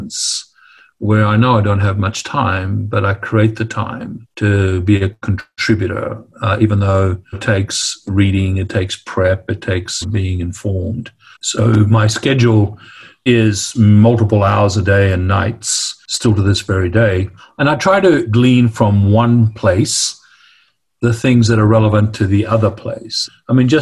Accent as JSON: {"language": "English", "town": "Darwin", "region": "Northern Territory", "country": "Australia", "tie": "born or raised there", "said": "the way I grew up in Darwin and, of course, in my Greek household"}